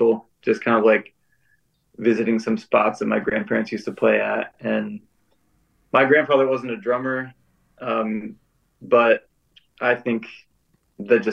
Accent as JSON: {"language": "English", "region": "Florida", "country": "United States", "tie": "born or raised there", "also_born_or_lived": "Chicago area, Illinois", "said": "I grew up in Florida, but I was born like right outside Chicago"}